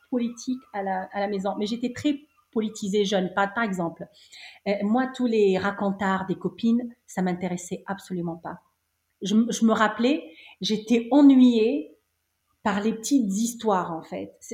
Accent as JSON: {"language": "French", "town": "Cité Tahrir", "region": "Tunis Governorate", "country": "Tunisia", "tie": "born or raised there", "said": "Oui, oui, oui. Je suis née à Cité Tahrir."}